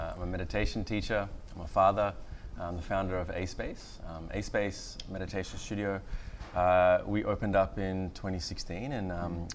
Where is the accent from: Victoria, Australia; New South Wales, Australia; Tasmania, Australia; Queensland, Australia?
Queensland, Australia; far north; born or raised there; also born or lived in Galle, Sri Lanka